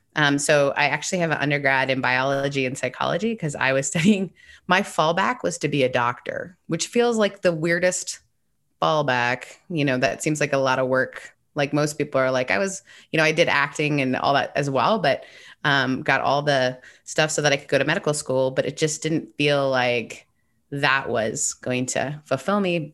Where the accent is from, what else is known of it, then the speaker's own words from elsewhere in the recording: an hour and a half north of Toronto, Ontario, Canada; I grew up in Canada. Uh, my mom's British, my dad's Canadian, and I grew up an hour and a half north of Toronto